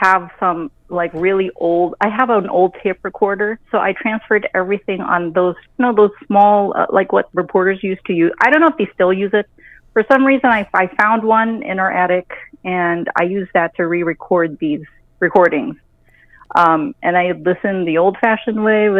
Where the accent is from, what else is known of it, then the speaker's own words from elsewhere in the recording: Waianae, Hawaii, United States; now in El Paso, United States; I'm a Hawaiian. I'm from Hawaii